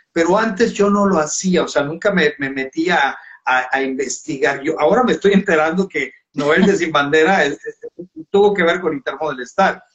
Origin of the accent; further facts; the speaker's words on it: Valladolid, Yucatán, Mexico; moved away as an adult; also born or lived in Mexico City / Cancún; Se llama Valladolid, Yucatán, donde yo nací